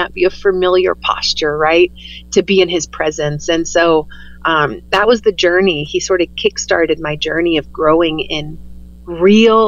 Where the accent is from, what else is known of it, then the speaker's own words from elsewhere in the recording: the Bible Belt, United States; I grew up in the Bible Belt